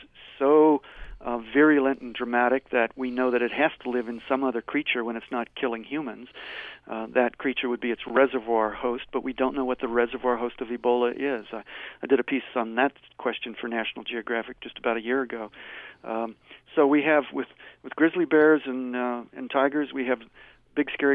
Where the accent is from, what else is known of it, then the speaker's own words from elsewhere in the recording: Cincinnati, Ohio, United States; moved away as an adult; now in Montana, United States; I grew up in Cincinnati, came to Montana in 1973 after graduate school, and I've been here since then.